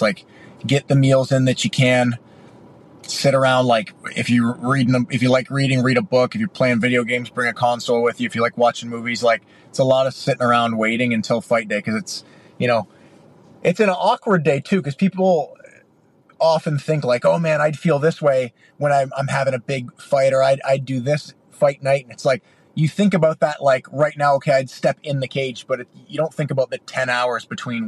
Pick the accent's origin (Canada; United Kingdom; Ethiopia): Canada; Well, you know, we're both Canadian kids, so I feel like every Canadian kid dreams of growing up and playing in the NHL.